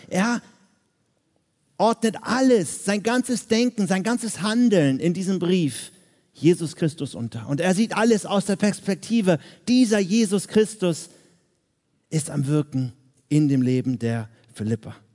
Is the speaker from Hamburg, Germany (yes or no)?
yes; Hamburg, Germany; now in Vienna, Austria; ich komme jetzt aus Wien, dort lebe ich seit 13 Jahren, ich bin aber eigentlich Hamburger.